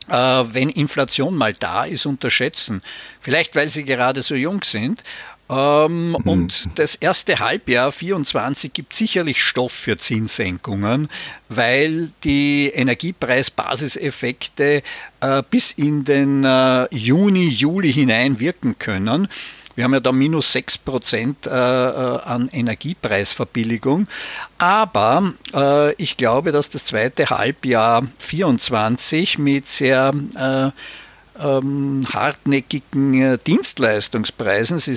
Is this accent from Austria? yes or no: yes; Austria; gerade in Deutschland, aber auch in meiner Heimat Österreich